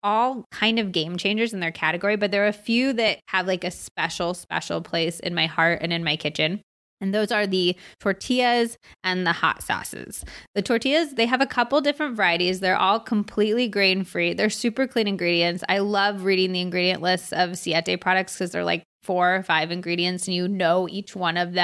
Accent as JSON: {"language": "English", "country": "United States", "tie": "born or raised there", "also_born_or_lived": "California / Arizona", "said": "I grew up in California and Arizona"}